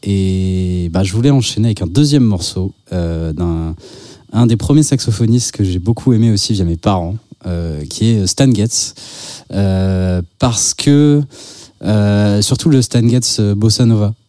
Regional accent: Basque Country, Nouvelle-Aquitaine, France; Je viens du Pays Basque, j'étais au conservatoire de Bayonne

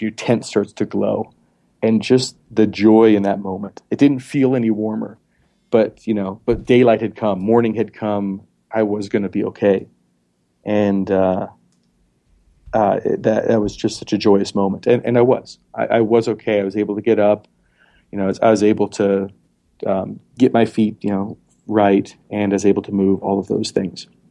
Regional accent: Montana, United States; also born or lived in Philadelphia; now in South Dakota, United States; I was born in Montana

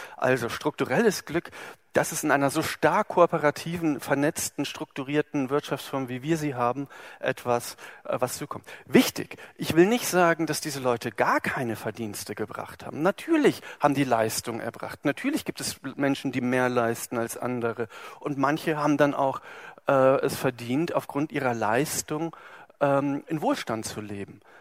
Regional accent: Germany; wir sind in Deutschland geboren, also ich

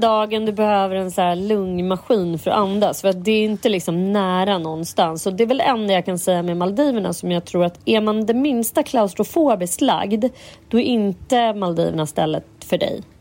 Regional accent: Sweden; vi är liksom, fan svenskar

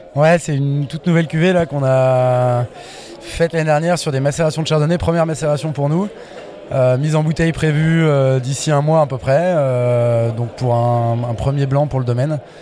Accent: Bourbonnais, Auvergne-Rhône-Alpes, France; je viens, je suis né dans le, dans Bourbonnais

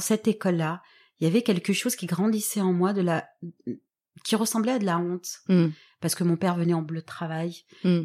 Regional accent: Toulon, Provence-Alpes-Côte d'Azur, France; je viens de Toulon, donc qui est euh, une ville que tout le monde connaît près de, près de Marseille.

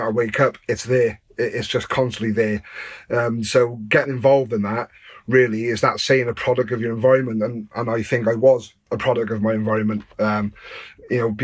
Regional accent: Newport, Wales, United Kingdom; I grew up in Newport

